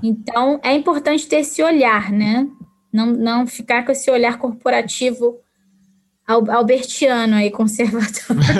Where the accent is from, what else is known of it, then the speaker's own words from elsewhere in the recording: Brazil; moved away as an adult; now in Canada; Eu que vim do, do Brasil, vim de, né, de uma realidade diferente